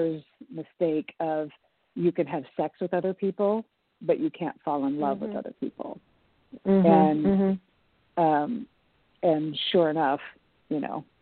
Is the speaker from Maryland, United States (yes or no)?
no; Portland, Oregon, United States; moved away as an adult; also born or lived in New York City; I moved back to Portland, I have a community here. You know, I grew up here